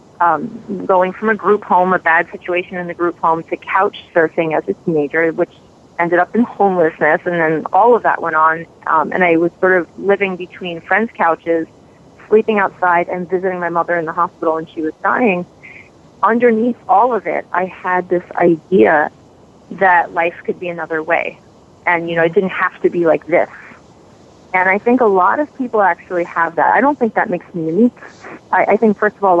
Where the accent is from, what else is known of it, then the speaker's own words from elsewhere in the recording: New York City, New York, United States; I was raised in the Bronx in New York City